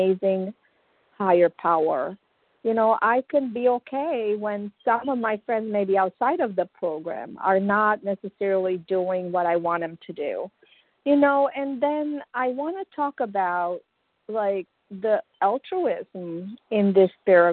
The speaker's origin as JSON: {"language": "English", "country": "Romania", "moved": "as an adult", "said": "I came from Romania some 25 years ago."}